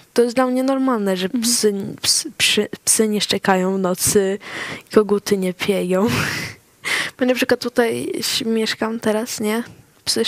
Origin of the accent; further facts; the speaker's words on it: Sweden; urodziłam się w Szwecji, no to czasami się czuję bardziej jako Szwedka